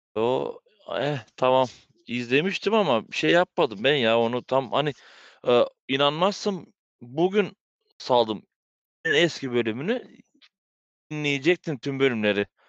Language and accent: Turkish; Bulgaria; also born or lived in Belgium; biz Bulgaristanlıyız